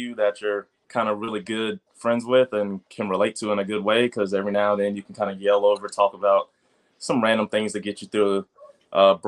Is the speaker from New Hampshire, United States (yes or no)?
no; South Carolina, United States; moved away as an adult; now in Richmond, United States; I'm coming from South Carolina